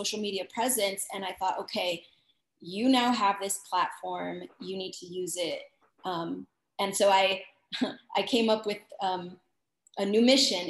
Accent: El Paso, Texas, United States; moved away as an adult; now in Dallas, United States; born and raised in El Paso, Texas, but I've been teaching in Dallas, Texas for over 11 plus years.

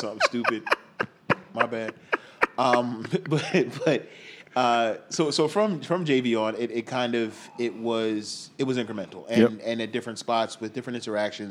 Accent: New York City, New York, United States; I grew up in Rockaway.

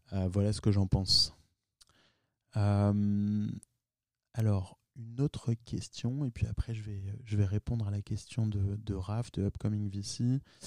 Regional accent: France; moved away as an adult; also born or lived in New York / Palo Alto; j'étais un des premiers à, par exemple, à New York, euh, à monter une boîte en tant que Français

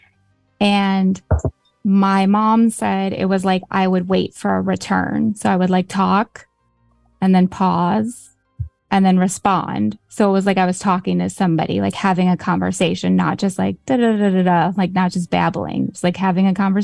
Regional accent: Chicago, Illinois, United States; I'm from Chicago

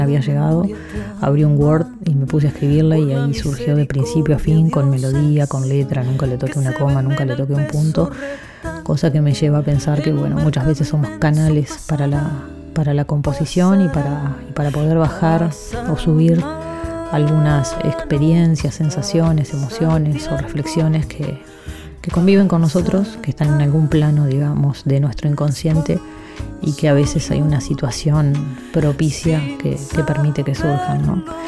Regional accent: San José de Mayo, San José, Uruguay; en San José, en mi ciudad natal

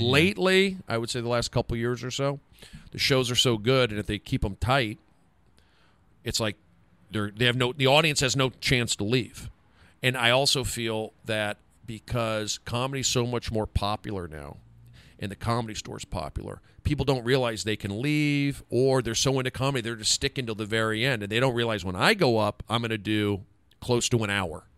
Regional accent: Los Angeles, California, United States; also born or lived in Seattle; I'm from Los Angeles. I grew up here

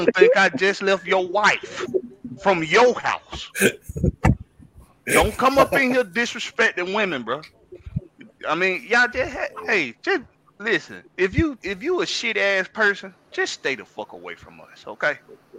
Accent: Georgia, United States; I'm a Georgia boy. I'm from the South. I was raised by strong women, strong black women.

